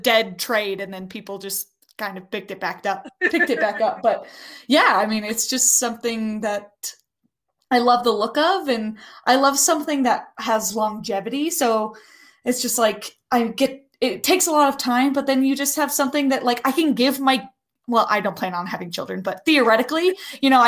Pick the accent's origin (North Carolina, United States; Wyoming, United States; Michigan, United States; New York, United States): Wyoming, United States; moved away as an adult; now in Colorado, United States; I'm from Wyoming, and there is no Renaissance Fair there.